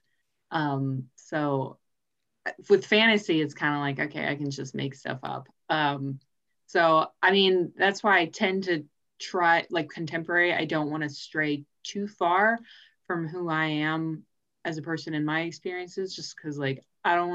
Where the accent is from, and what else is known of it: United States